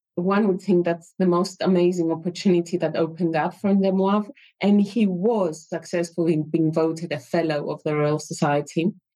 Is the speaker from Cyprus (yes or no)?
yes; Cyprus; moved away as an adult; I lived mm, uh, yeah. quite old in Cyprus and, and then moved here.